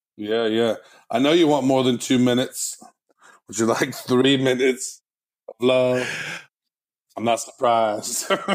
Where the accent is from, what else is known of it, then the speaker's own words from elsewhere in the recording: United States; I'm American